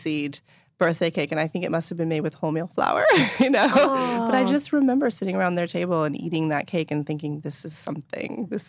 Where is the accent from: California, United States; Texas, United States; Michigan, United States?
California, United States; Inverness; also born or lived in Point Reyes Station; Well, actually, I was born in Point Reyes Station, but then we moved to Inverness, which is... You know, four miles away.